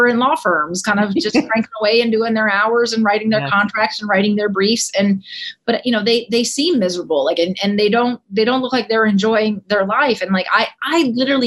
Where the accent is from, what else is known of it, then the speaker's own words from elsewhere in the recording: Dallas, Texas, United States; moved away as an adult; also born or lived in Cedar Hill, Texas; now in Washington, D.C., United States; I grew up in Dallas, Texas